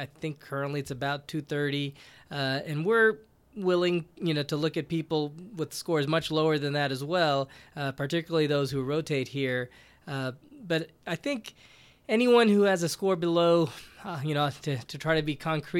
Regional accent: Houston, Texas, United States; also born or lived in Arkansas / Richmond, Virginia; now in Kentucky, United States; I was originally from Texas, grew up in Houston, went to Texas A&M for undergrad at medical school. Did my residency in Arkansas between 2001 and 4, and then worked in Richmond, Virginia.

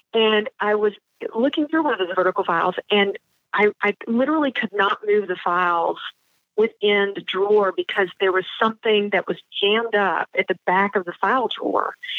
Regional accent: the South, United States; I'm from the South

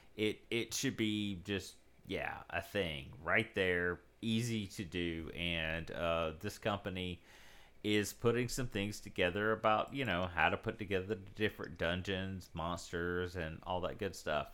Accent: South Mississippi, United States; I grew up in South Mississippi, so there was no local game shop or comic shop or anything.

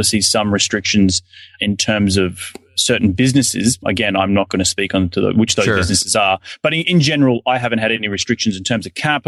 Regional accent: Australia; now in United States; looking back home to Australia because, again, I'm an Australian citizen

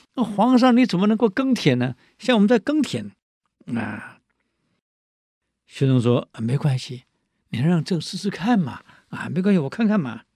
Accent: Taiwan; 我们台湾叫烂惨呢

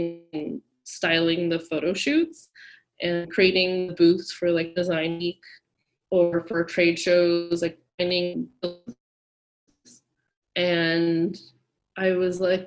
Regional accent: Orange County, California, United States; I was raised in Orange County, California

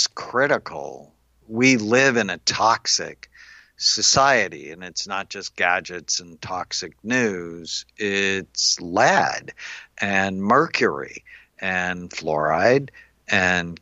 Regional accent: Los Angeles, California, United States; now in Newport Beach, United States; I grew up in LA in the San Fernando Valley.

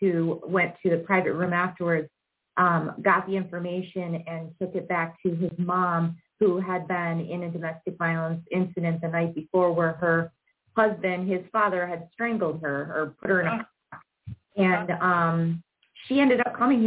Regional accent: Aurora, Illinois, United States; I'm born and raised in Aurora, Illinois

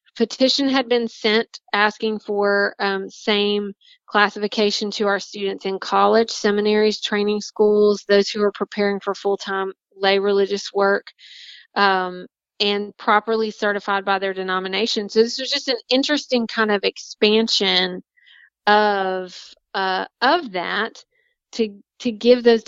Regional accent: North Carolina, United States; Concord, North Carolina. So in my home state

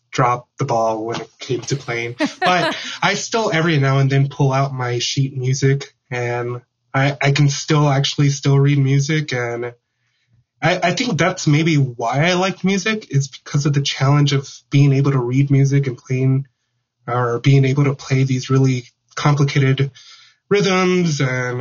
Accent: Houston, Texas, United States; now in Glasgow, Montana, United States; growing up in Houston, Texas, we had our fair share of tropical systems that went through

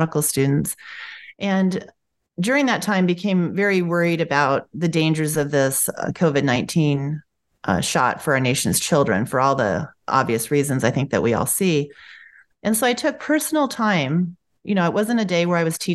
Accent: United States; I grew up in America. Proud American. I was born to parents who fled from communism. So I was born first generation here

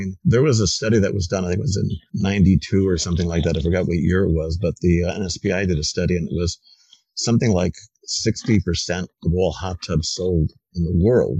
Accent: Connecticut, United States; I grew up in Connecticut.

